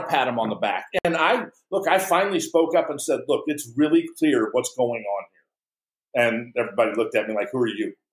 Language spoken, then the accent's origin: English; St. Louis, Missouri, United States; I grew up in St. Louis